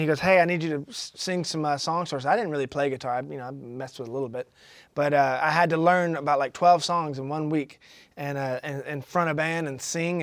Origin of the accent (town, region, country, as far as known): McDonough, Georgia, United States; also born or lived in Atlanta, Georgia